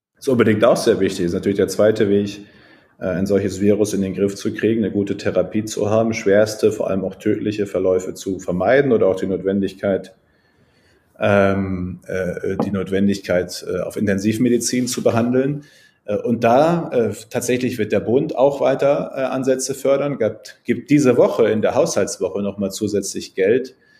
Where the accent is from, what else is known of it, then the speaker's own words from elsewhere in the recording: Münsterland, North Rhine-Westphalia, Germany; ich bin ja Münsterländer, bei uns ist alles flach